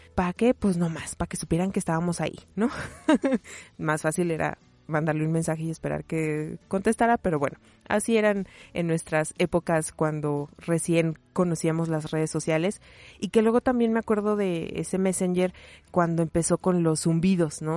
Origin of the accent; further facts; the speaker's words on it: Mexico; como mexicanos, como latinoamericanos, particularmente como mexicanos